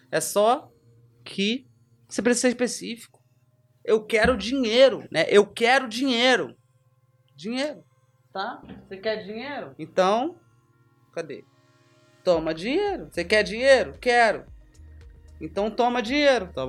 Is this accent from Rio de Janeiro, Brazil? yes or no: yes; Rio de Janeiro, Brazil; porque eu sou da Barra, então eu me via na Barra.